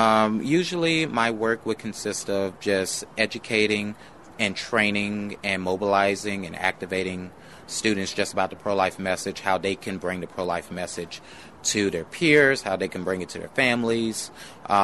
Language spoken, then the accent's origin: English; McComb, Mississippi, United States; also born or lived in New Orleans, Louisiana; I was not born here. I was born in New Orleans, and I'm proud of that as well. But I was raised here since I was 6 years old.